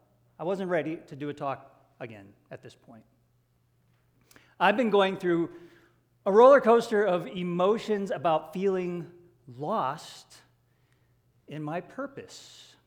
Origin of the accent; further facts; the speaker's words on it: Hawaii, United States; We got to spend a lot of time with Grandma and Grandpa growing up in Hawaii.